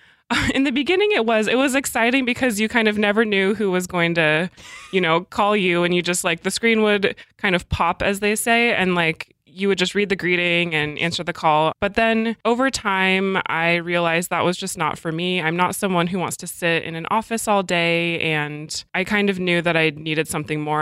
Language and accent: English; Alaska, United States; also born or lived in Portland / France; now in Seattle, United States; I grew up in Alaska, and I didn't really want to move back there, so I moved to Portland